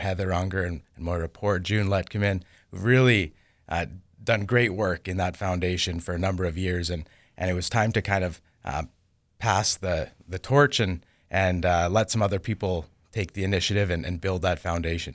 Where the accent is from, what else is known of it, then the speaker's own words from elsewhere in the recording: Winkler, Manitoba, Canada; I didn't grow up there. I grew up here in Winkler